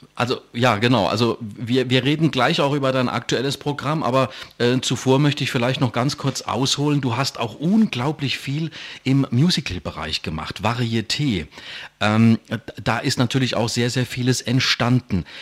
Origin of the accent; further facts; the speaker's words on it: Ludwigshafen, Rhineland-Palatinate, Germany; accent: Palatine; Ich bin pelzisch, ich komme aus Ludwigshafen am Rhein.